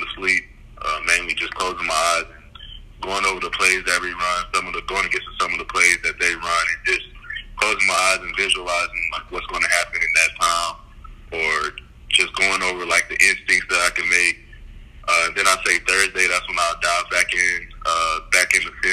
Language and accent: English; Nacogdoches, Texas, United States; moved away; I'm from Nacogdoches, so it's like a small town